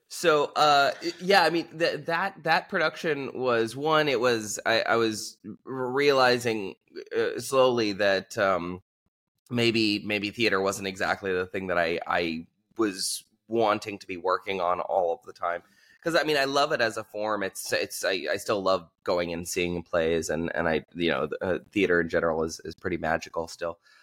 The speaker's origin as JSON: {"language": "English", "region": "Southern California", "country": "United States", "tie": "born or raised there", "also_born_or_lived": "Los Angeles / Albania / Iraqi Kurdistan", "moved": "as an adult", "said": "I grew up in Southern California"}